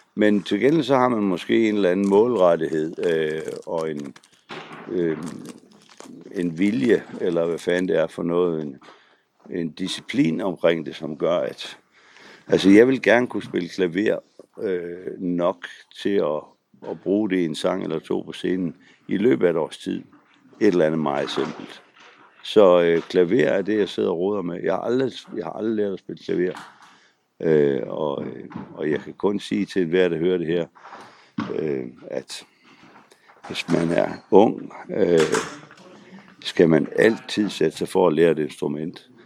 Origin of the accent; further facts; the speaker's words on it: Frederikshavn, North Denmark Region, Denmark; Og jeg kommer jo selv fra Frederikshavn